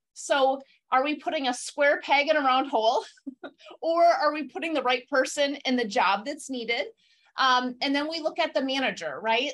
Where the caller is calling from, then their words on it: Beloit, Wisconsin, United States; I'm calling in from Wisconsin. I'm in a little town called Beloit between Madison and Chicago